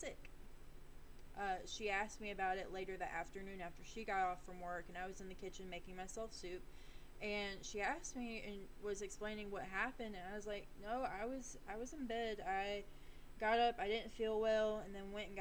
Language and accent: English; the South, United States; accent: Southern drawl; we're in the South. So if you hear my accent coming through, I'm very sorry if you can't really understand me. A little Southern drawl is going to come in and out